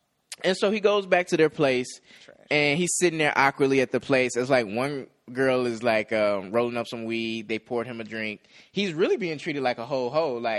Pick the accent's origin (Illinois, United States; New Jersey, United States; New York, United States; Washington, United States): Illinois, United States; Chicago; moved away; So I'm from Chicago. I'm from the Chicagoland area.